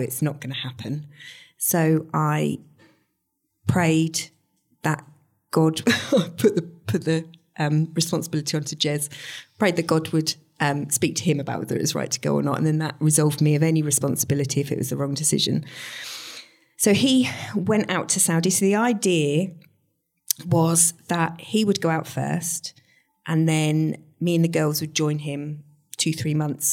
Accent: Stowmarket, East of England, United Kingdom; moved away as an adult; also born or lived in Peterborough; I was born in Stowmarket, grew up in Stowmarket, went to school here

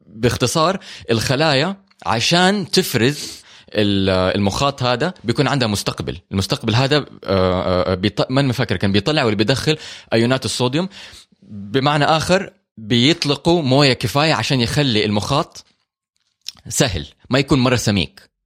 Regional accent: Hejaz, Saudi Arabia; عندنا هنا في الحجاز

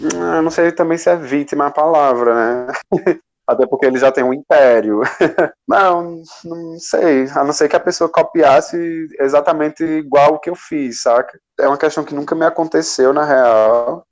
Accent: interior of Ceará, Brazil; eu sou um artista do interior do Ceará

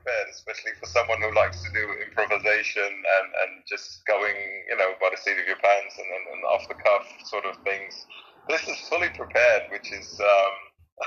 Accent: Netherlands; English is a second language; I'm a Dutch guy, so English is not my native tongue.

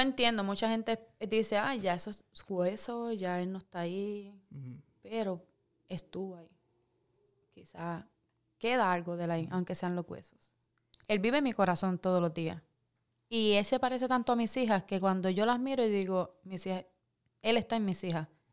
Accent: Puerto Rico; moved away as an adult; Me fui de Puerto Rico por el miedo de la salud de mi hija. Ahí fue que tomé la decisión hace 15 años de salir de Puerto Rico

